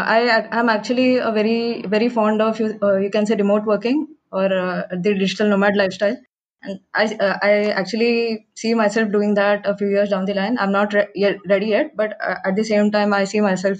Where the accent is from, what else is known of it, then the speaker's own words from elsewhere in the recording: India; I'm definitely proud to come from this part of the world.